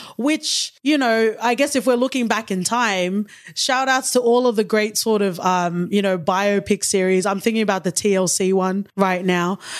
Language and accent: English; Sydney, New South Wales, Australia; I grew up in Western Sydney, which is very multicultural.